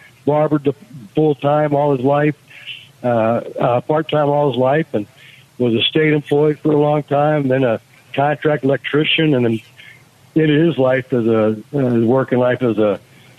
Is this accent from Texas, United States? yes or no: yes; San Antonio, Texas, United States; I was born and raised here where I live now. In San Antonio, Texas. Mom and dad moved here to San Antonio from Laredo to start a new life and get going with that. We lived near inner city.